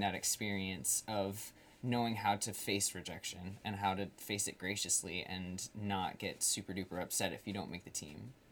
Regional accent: Colchester, Vermont, United States; I went to uh, a school in northern Vermont in Chittenden County

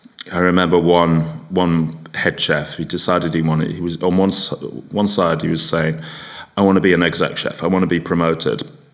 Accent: England, United Kingdom; also born or lived in North Yorkshire; as a Englishman in hospitality with a strong work ethic

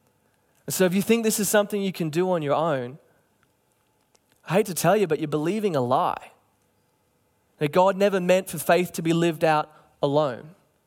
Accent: Cairns, Queensland, Australia; You know, when I was growing up in Cairns, and I'm sure it was the same here

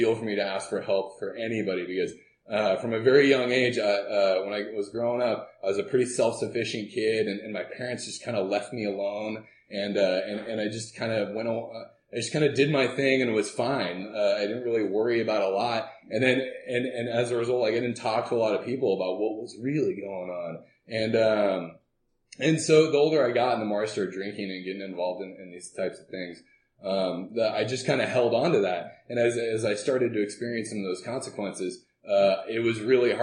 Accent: Southern California, United States; also born or lived in Oregon; I was born in Oregon, and we lived there until I was seven, and then moved down to Southern California and hung out there.

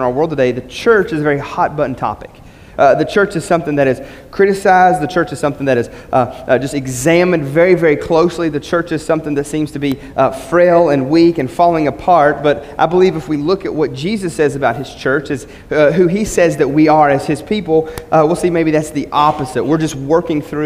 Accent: West Virginia, United States; growing up in West Virginia, going to a little small church

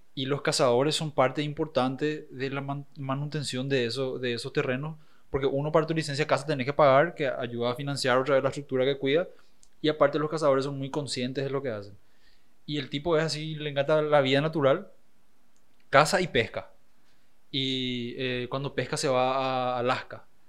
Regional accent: Paraguay; siempre digo Sudamérica ya porque es cansador explicar que soy de Paraguay.

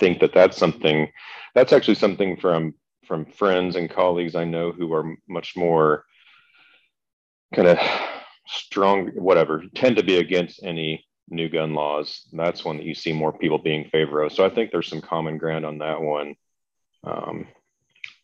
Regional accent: Kansas, United States; I grew up in Kansas, a family where hunting and like going to the gun range

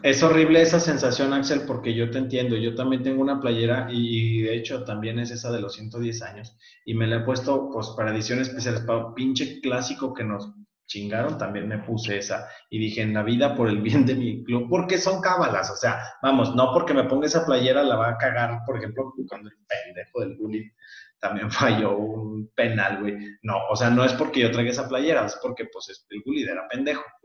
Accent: Aguascalientes, Mexico; yo que soy de Aguascalientes

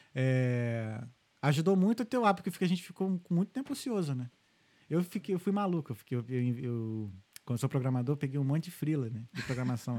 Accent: Rio de Janeiro, Brazil; moved away as an adult; now in Ireland; a gente cresceu no Rio, eu e meus irmãos, a gente cresceu no Rio

